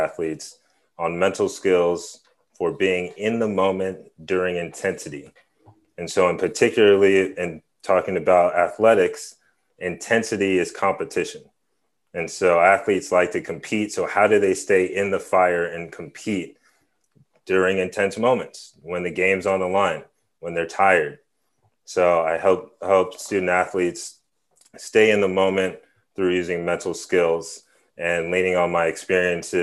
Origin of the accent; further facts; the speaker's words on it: San Francisco, California, United States; born and raised in San Francisco